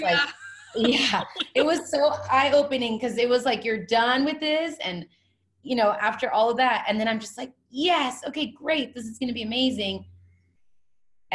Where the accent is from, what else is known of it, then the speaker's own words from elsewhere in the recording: California, United States; moved away as an adult; now in Hawaii, United States; I'm originally from California